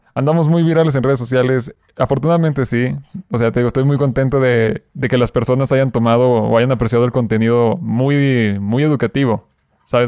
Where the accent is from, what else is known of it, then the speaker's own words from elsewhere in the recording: Durango, Mexico; moved away as an adult; now in Mexico City, Mexico; llevo literal casi cuatro meses aquí en Ciudad de México, te digo, soy de Durango